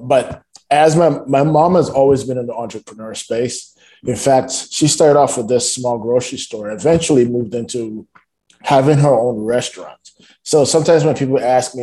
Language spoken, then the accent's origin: English; Nigeria; moved away as an adult; also born or lived in Toronto, Canada; now in Canada; So I only spent like the first 5 years of my life growing up in Toronto. Then I spent the next 15 to 17 years of my life growing up in Nigeria.